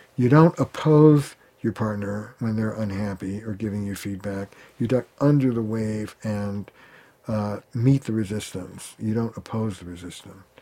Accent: Boston, Massachusetts, United States; I'm from Boston

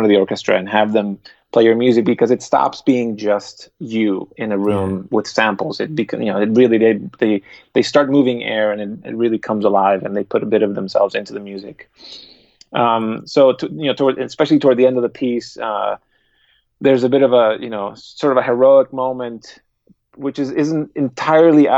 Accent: Guatemala; English is a second language; moved away; also born or lived in Austria; I was born in Guatemala, German is not my first language.

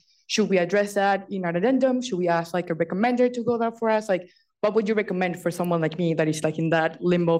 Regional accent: Venezuela; moved away as an adult; now in Boston, United States; I'm from Venezuela.

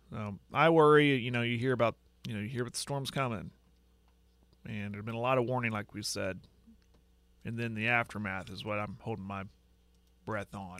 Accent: Western Oklahoma, United States; I'm from Western Oklahoma.

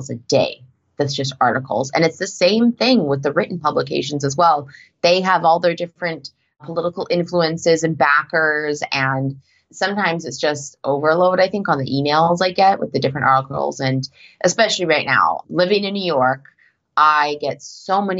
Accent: Canada; moved away as an adult; now in United States; I'm actually a Canadian that's only recently full-time moved to the US.

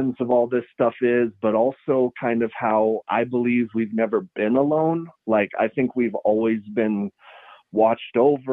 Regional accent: Taos, New Mexico, United States; I was born here and I grew up in Taos

